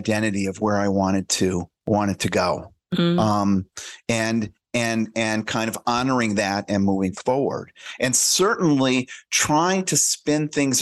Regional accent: United States

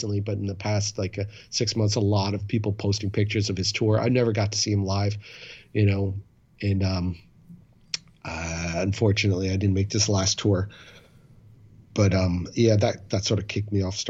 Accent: New York City, New York, United States; now in Boston, United States; I'm from Manhattan

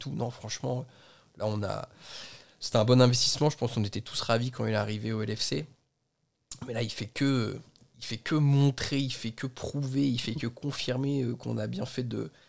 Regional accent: Flanders, Belgium; French is a second language; Bienvenue en Belgique. Je suis flamand.

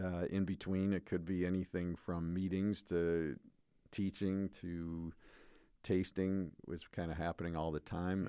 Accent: United States; raised as an American male

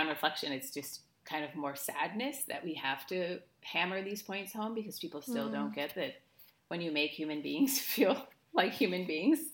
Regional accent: United States; moved away as an adult; now in Spain; I live in Spain. I'm American, obviously. I live in Spain for the last 12 years almost

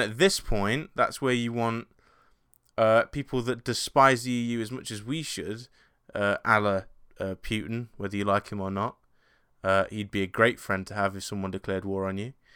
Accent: England, United Kingdom; being English

